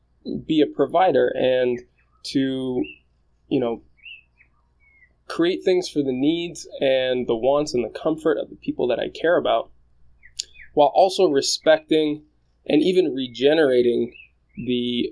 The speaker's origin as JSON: {"language": "English", "country": "Japan", "tie": "born there", "moved": "yes", "said": "I was born in Japan. My family and I moved around about 9 times before I took off on my own"}